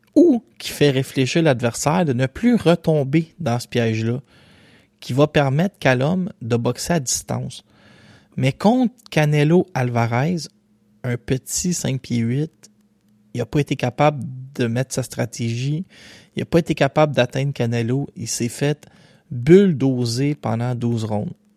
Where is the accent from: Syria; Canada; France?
Canada; Quebec; je suis québécois moi aussi